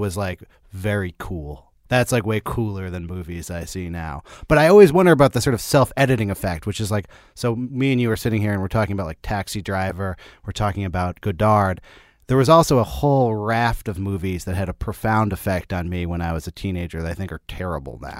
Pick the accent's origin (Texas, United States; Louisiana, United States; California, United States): California, United States; Berkeley; I'm, I'm from, uh, Berkeley